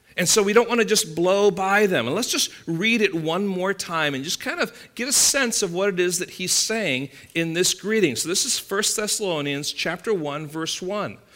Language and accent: English; England, United Kingdom; now in California, United States; growing up in England